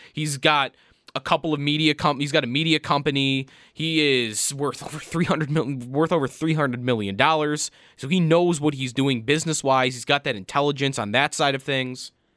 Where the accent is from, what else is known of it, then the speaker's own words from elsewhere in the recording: Buffalo, New York, United States; kid growing up in Buffalo, New York